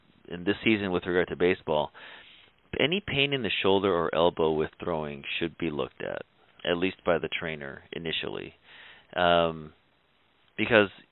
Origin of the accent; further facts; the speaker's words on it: Cleveland, Ohio, United States; I was born and raised in Cleveland, Ohio, so I've always been a Cleveland Indians fan